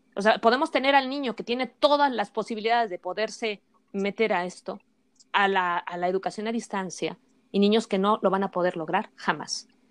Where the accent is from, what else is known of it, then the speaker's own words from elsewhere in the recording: Mexico; nosotros contamos como sociedad mexicana